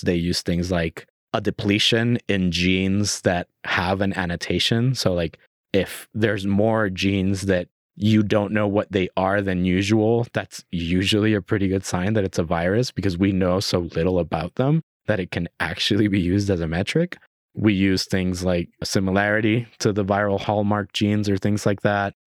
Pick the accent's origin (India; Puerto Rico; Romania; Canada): Puerto Rico; moved away; I was born and raised in Puerto Rico. I spent my whole life in Puerto Rico.